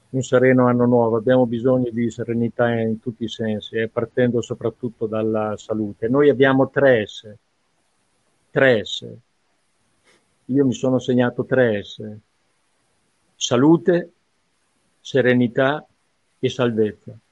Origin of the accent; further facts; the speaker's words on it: Reggio Emilia, Emilia-Romagna, Italy; born there; ma io vi garantisco, sono reggiano di nascita, ma insomma ho lavorato più da altre parti